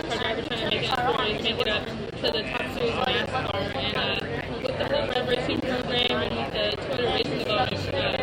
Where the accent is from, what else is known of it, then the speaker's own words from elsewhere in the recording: Denver, North Carolina, United States; I'm from Denver, North Carolina